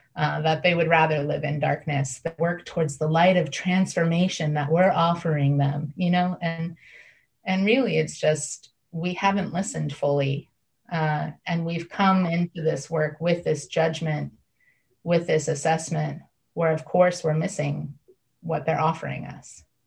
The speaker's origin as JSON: {"language": "English", "region": "Northeast Ohio", "country": "United States", "tie": "born or raised there", "said": "I was raised in Northeast Ohio"}